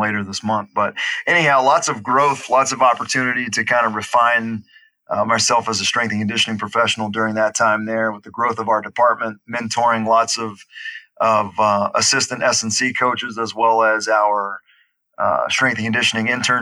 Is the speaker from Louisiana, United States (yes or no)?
yes; Baton Rouge, Louisiana, United States; accent: Southern; moved away as an adult; also born or lived in Hattiesburg, Mississippi; I grew up in Baton Rouge, Louisiana, moved on to Hattiesburg, Mississippi to do my undergraduate program at Southern Miss